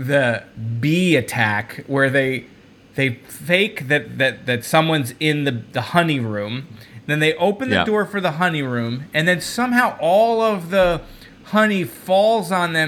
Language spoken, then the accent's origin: English; New Jersey, United States; we're both from New Jersey